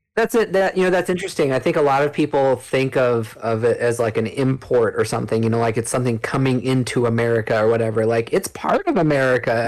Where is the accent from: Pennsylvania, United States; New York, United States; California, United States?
California, United States; I grew up in California